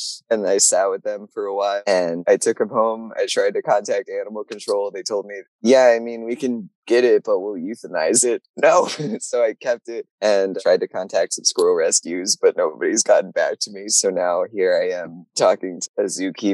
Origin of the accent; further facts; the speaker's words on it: Virginia, United States; I grew up in Virginia